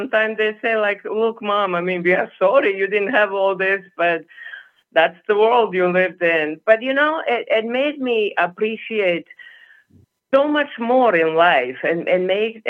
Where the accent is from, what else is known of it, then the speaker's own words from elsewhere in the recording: Bosnia & Herzegovina; first language Serbo-Croatian; English is a second language; also born or lived in Germany; now in Los Angeles, United States; I was born in a very small village in former Yugoslavia, Bosnia, right now.